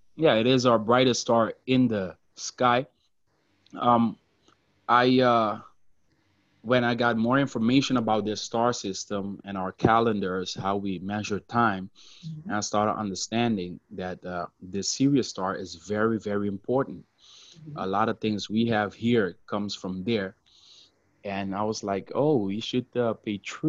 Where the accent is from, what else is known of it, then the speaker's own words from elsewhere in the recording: Curaçao; first language Papiamento; English is a second language; I was born in Curacao, which is part of the ABC Islands in the South Caribbean off the coast of Venezuela. And Papiamento is the most prevalent language where I'm from.